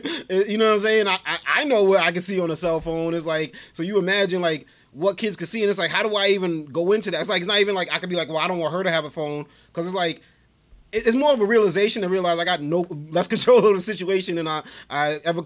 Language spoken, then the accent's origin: English; New York City, New York, United States; we grew up in Brooklyn.